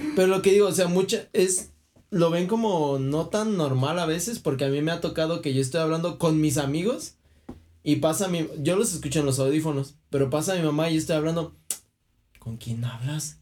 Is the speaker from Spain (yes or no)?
no; Michoacán, Mexico; soy de Michoacán